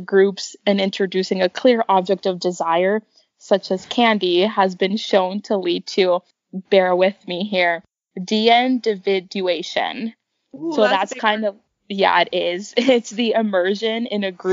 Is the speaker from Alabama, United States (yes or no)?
no; Florida, United States; we're from Florida